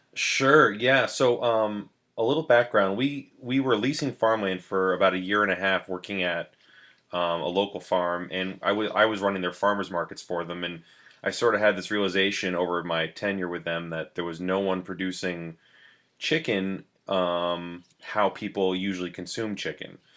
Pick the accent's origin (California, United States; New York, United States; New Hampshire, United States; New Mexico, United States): New Hampshire, United States; New London; I grew up in New London, New Hampshire